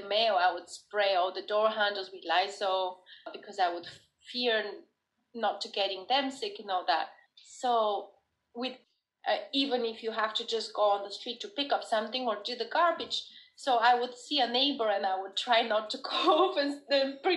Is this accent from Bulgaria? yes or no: yes; Bulgaria; now in United States; I'm originally from Bulgaria